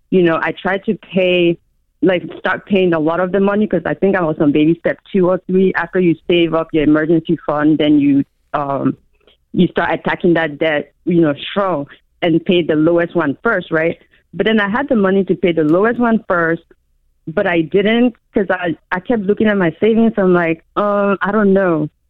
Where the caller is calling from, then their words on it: Maryland, United States; Hi, no, I'm from Maryland.